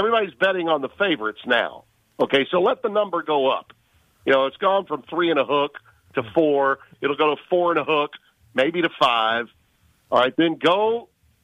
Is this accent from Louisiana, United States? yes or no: yes; Louisiana, United States; I'm from Louisiana